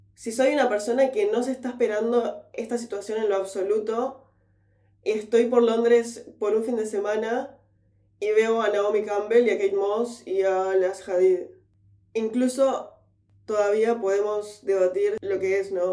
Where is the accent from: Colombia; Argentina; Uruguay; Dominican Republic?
Uruguay; moved away as an adult; now in London, United Kingdom; yo soy uruguaya